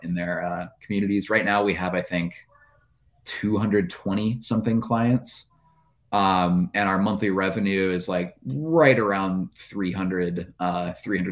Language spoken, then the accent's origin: English; central Minnesota, United States; I went door to door to small businesses in my hometown. It was a small town in central Minnesota, right in the middle of the state